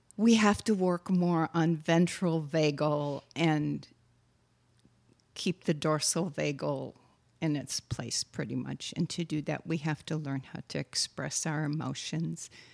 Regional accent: Wisconsin, United States; moved away; also born or lived in Texas; I am from Wisconsin, after all. So we say "yous guys" and "y'all."

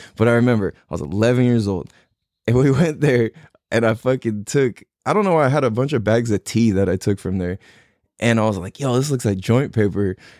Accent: San Diego, California, United States; I'm born and raised in California, t, uh, San Diego, California

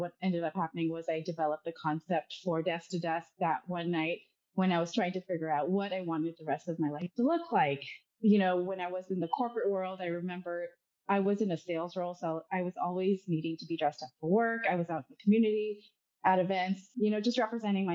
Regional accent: Dubai, United Arab Emirates; moved away as an adult; now in California, United States; I was born and raised in Dubai, and I moved to the U.S. play college tennis a few-ish years ago.

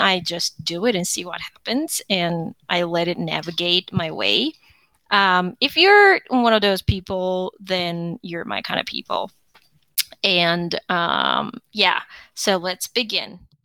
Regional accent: Seoul, South Korea; moved away as an adult; now in United States; I am originally from South Korea, Seoul. I got married and I uh, um, came to the United States

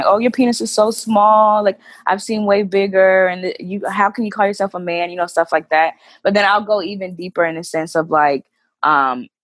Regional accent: North Carolina, United States; moved away as an adult; now in New York, United States; I'm originally from North Carolina, when I moved to New York 3 years ago

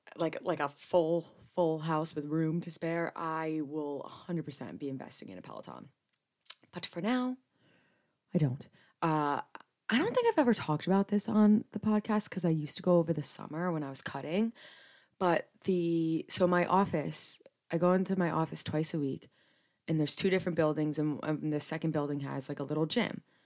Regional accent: New Jersey, United States; Being born and raised in Jersey

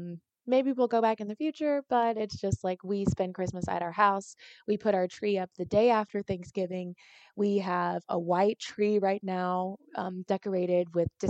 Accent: Nigeria; I'm Nigerian, so I want to celebrate the things that, you know, that I feel very called to.

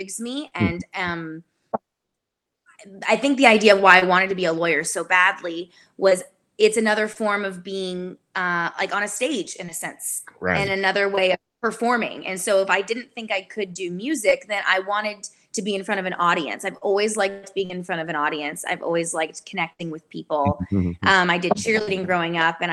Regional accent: Sacramento, California, United States; moved away as an adult; now in Nashville, United States; I grew up in Sacramento, California.

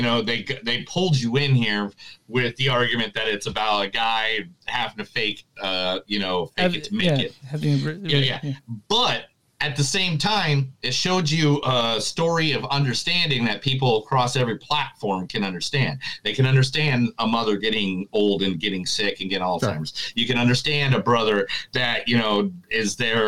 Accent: United States; I also grew up in like a very, you know, in Southside, Chicago, Northern Indiana area where it was just every mixture of person.

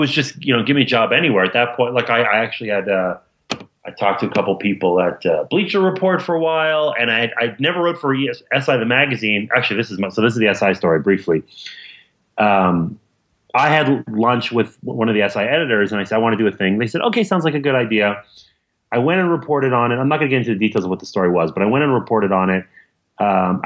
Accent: Montreal, Quebec, Canada; I grew up in Montreal.

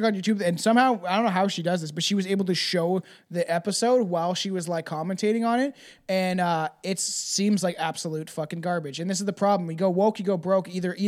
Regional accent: Canada; I'm especially Canadian today. I actually am drinking Tim Hortons

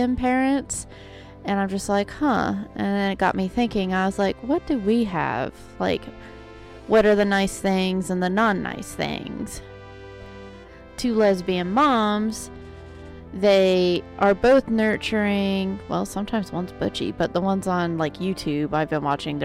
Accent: Oklahoma, United States; I'm from Oklahoma

